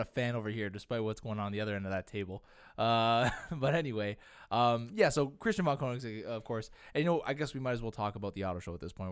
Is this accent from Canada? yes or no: yes; Canada; we're also Canadian and we're content creators